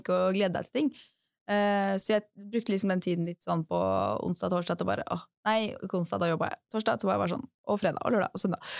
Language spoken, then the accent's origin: Norwegian; Drammen, Buskerud, Norway; moved away as an adult